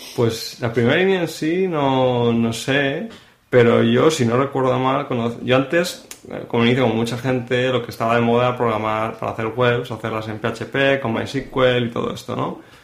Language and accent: Spanish; Madrid, Community of Madrid, Spain; moved away as an adult; now in Barcelona, Spain; yo nací en Madrid, y estudié allí, en Madrid